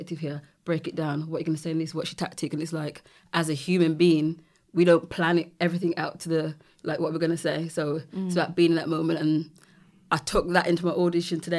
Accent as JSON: {"language": "English", "town": "Birmingham", "region": "West Midlands", "country": "United Kingdom", "tie": "born or raised there", "said": "I'm from Birmingham. Born and raised."}